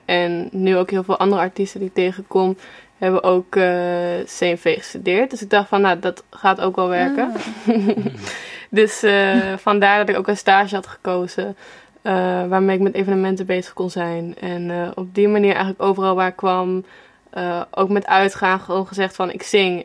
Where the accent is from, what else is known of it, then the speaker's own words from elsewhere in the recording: Apeldoorn, Gelderland, Netherlands; moved away as an adult; now in Amsterdam, Netherlands; En ik kom uit Apeldoorn zelf, dus ik woon nu denk sinds vijf jaar of zo in Amsterdam